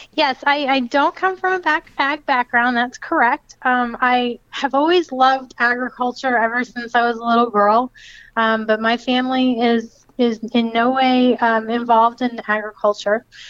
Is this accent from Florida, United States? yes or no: yes; Lakeland, Florida, United States; I'm from Lakeland